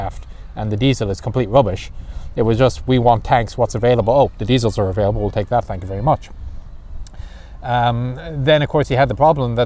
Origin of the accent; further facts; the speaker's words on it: Ireland; moved away; I'm Irish